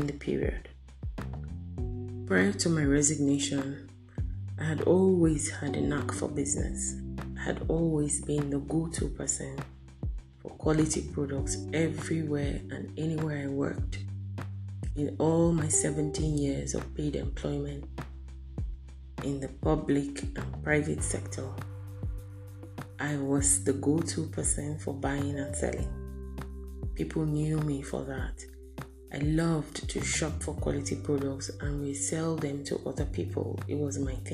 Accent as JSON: {"language": "English", "region": "Benue", "country": "Nigeria", "moved": "yes", "lives_now": "Abuja, Nigeria", "said": "I'm a 43-year-old single female based in Abuja, Nigeria, West Africa. But I'm originally from Benue State, North Central Nigeria."}